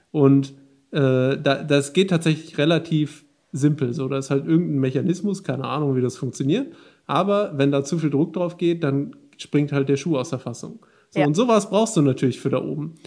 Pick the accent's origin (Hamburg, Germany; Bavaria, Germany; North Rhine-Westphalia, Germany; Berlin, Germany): North Rhine-Westphalia, Germany; Ruhr area; moved away as an adult; now in Bergisches Land, Germany; Ich komme ja aus dem, aus dem Ruhrgebiet